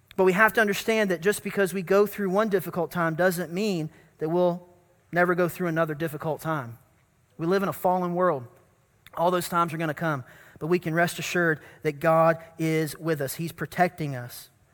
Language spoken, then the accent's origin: English; North Carolina, United States; growing up in North Carolina at the First Baptist Church that I grew up